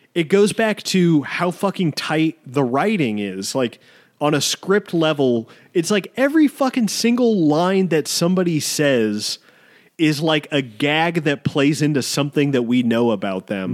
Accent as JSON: {"language": "English", "country": "United States", "said": "even being an American"}